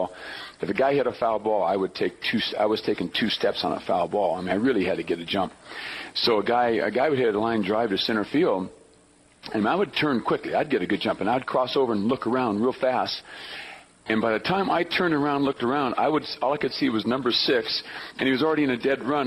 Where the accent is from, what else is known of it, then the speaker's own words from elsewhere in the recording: Long Beach, California, United States; moved away as an adult; I was from Long Beach, as I mentioned earlier, Wilson High School in Long Beach